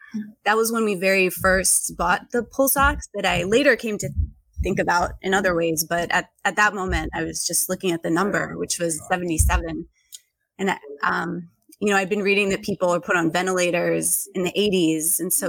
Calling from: Boston, Massachusetts, United States; Yeah, I'm in Boston, which is officially marking its first Indigenous Peoples Day for the first time today.

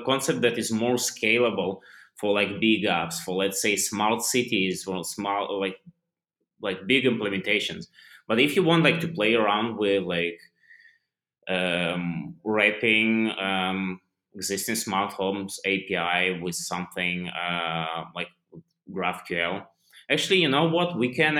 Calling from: India; Right now I'm like completely on the other side, because like currently I'm recording this from India, so yeah.

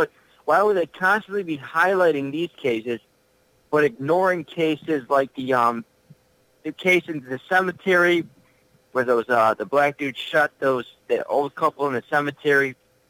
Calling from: Tennessee, United States; from Tennessee.

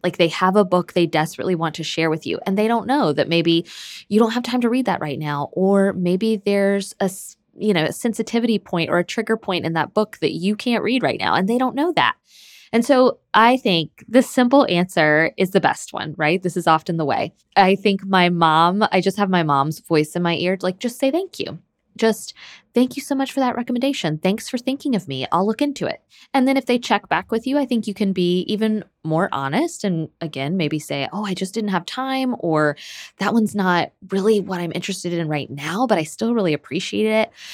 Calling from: Michigan, United States; I'm calling from Michigan.

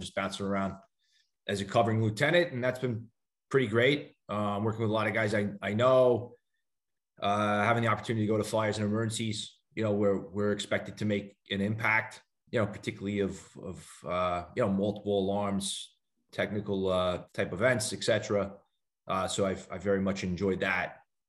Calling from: Missouri, United States; Yeah, I'm calling in from my in-laws in Missouri.

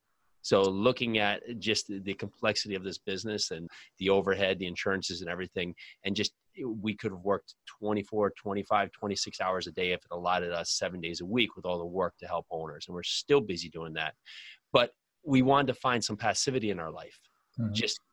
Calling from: New Jersey, United States; Wonderful New Jersey.

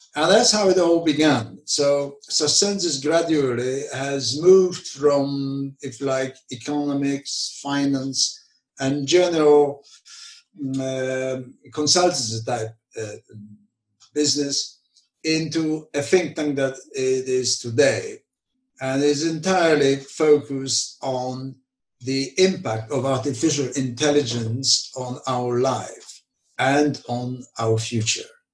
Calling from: London, United Kingdom; I'm calling from London

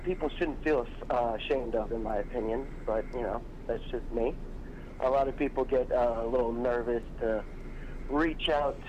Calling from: Orlando, Florida, United States; I'm calling from beautiful Orlando, Florida.

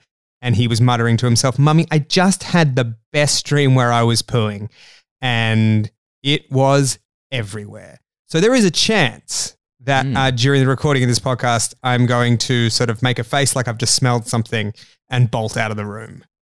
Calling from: Australia; I'm recording this from Australia. That's why I sound that's why my voice sounds that's like that.

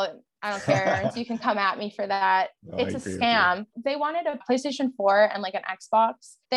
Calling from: Lloydminster, Saskatchewan, Canada; I'm tuning in from Treaty 6 from the border city of Canada, Lloydminster. I'm about a couple skips away from Alberta right now. I'm actually in Saskatchewan, fun fact.

